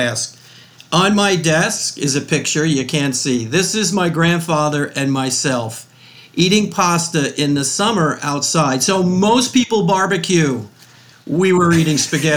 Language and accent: English; River Edge, New Jersey, United States; also born or lived in Ringwood, New Jersey; I am a New Jersey born and raised, and proud of it too, right? So I grew up in Bergen County in a town called River Edge